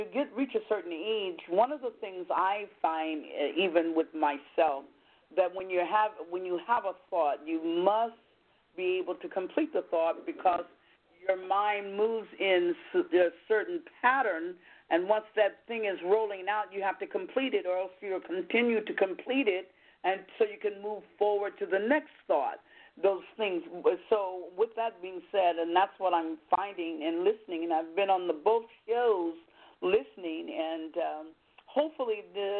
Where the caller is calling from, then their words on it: Vallejo, California, United States; Vallejo. I'm calling from Vallejo.